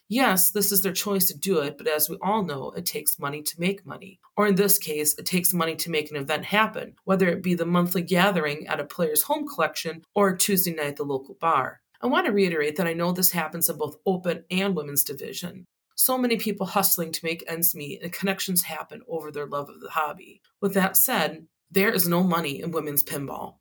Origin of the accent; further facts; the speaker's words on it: Wisconsin, United States; my home state of Wisconsin